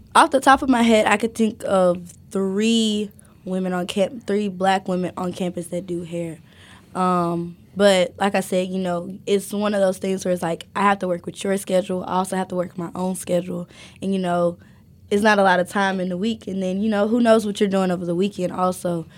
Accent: Alabama, United States; moved away as an adult; now in Athens, Ohio, United States; I grew up in the South. I grew up in Alabama

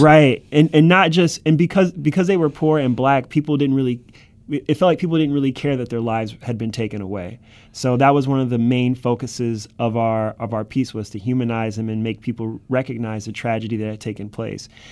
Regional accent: Cleveland, Ohio, United States; moved away as an adult; now in New York City, United States; this is my hometown this is my backyard

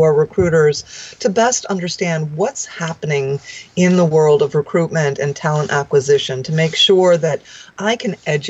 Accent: outside of New York City, United States; moved away as an adult; also born or lived in Washington, D.C.; I grew up outside of New York City

